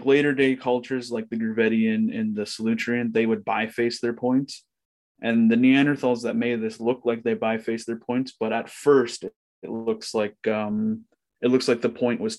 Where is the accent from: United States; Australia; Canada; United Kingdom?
Canada; Ontario; I'm from Ontario